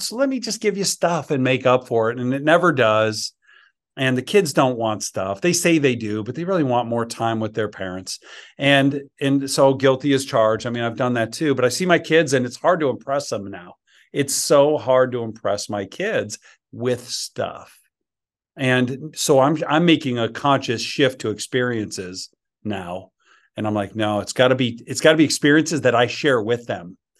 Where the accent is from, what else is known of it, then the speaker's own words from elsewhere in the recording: Chicago, Illinois, United States; moved away as an adult; now in Georgia, United States; when I moved from Chicago to Georgia